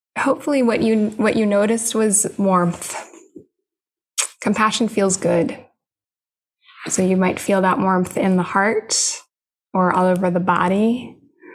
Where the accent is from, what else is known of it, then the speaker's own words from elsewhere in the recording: Illinois, United States; moved away; also born or lived in North Carolina; I grew up in Illinois